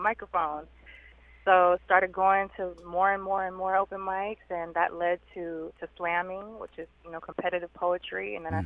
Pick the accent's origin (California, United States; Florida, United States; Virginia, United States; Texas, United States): California, United States; Southern; I'm from uh, from California, born and raised in Southern Cali